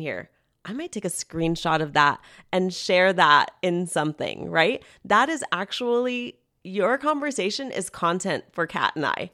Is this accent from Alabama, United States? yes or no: no; Hacienda Heights, California, United States; moved away; I grew up in Hacienda Heights, California